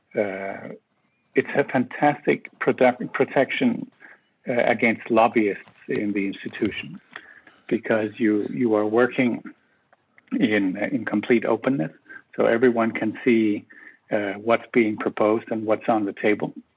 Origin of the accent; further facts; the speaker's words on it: Copenhagen, Capital Region of Denmark, Denmark; moved away as an adult; also born or lived in Brussels; I am originally from Copenhagen